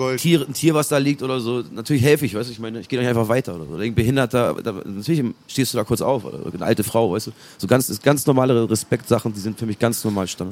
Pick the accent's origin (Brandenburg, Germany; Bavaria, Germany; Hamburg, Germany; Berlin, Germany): Hamburg, Germany; bei uns aus St. Pauli